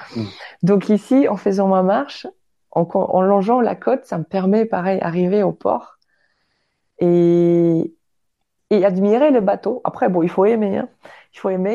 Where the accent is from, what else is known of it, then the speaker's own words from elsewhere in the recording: Baltic coast, northern Poland, Poland; French is a second language; moved away as an adult; now in France; je suis polonaise, polonaise de naissance